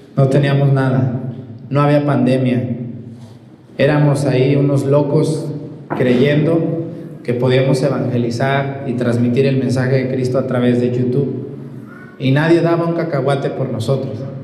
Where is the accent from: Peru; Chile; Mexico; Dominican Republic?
Mexico; Mesticacán, Jalisco; moved away; de mi pueblo allá en Mestigacán